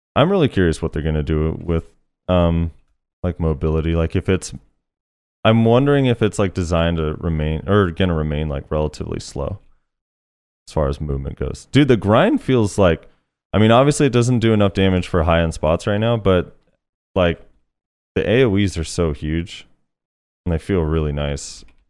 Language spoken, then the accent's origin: English; United States; All three of us are American